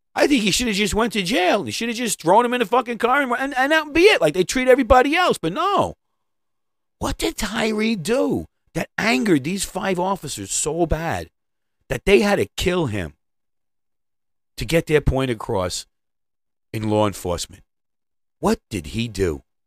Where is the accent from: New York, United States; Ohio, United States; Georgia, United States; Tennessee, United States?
New York, United States; I'm from New York